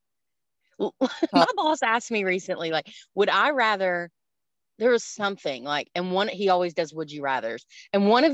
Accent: Eastern Kentucky, United States; we're also from Eastern Kentucky where like drugs are just rampant

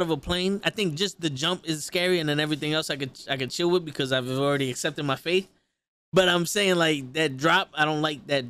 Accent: New York City, New York, United States; I'm from the Bronx.

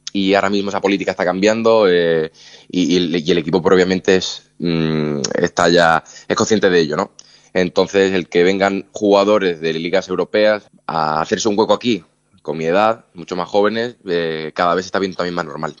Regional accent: Málaga, Andalusia, Spain; moved away; es el equipo de mi tierra

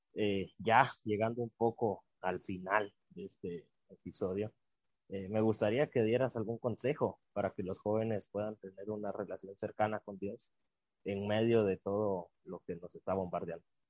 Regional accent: Guatemala

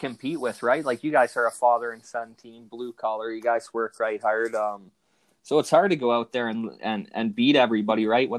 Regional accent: St. Thomas, Ontario, Canada; I grew up in St. Thomas there

